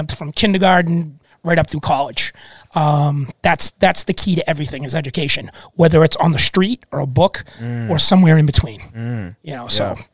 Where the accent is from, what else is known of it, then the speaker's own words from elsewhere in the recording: Reading, Massachusetts, United States; I'm from Reading